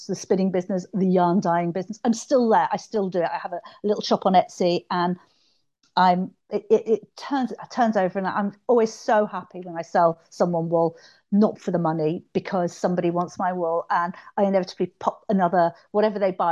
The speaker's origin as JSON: {"language": "English", "region": "London", "country": "United Kingdom", "moved": "as an adult", "lives_now": "Yorkshire, United Kingdom", "said": "I'm from London and I've lived up here for about thirty odd years up here in Yorkshire"}